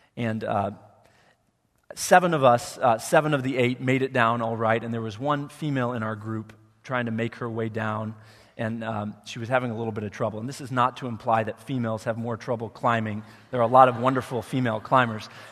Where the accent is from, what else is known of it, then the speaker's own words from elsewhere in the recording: Wheaton, Illinois, United States; moved away as an adult; I grew up in Wheaton